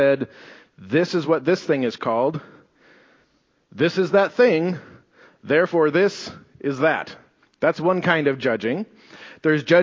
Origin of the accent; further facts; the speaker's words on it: United States; We're Americans